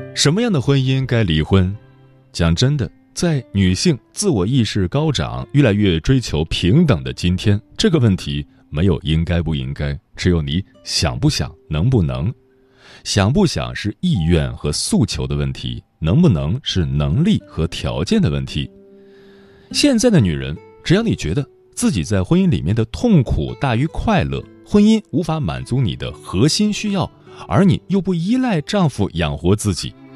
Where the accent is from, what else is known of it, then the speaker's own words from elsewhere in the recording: China; 我们中国人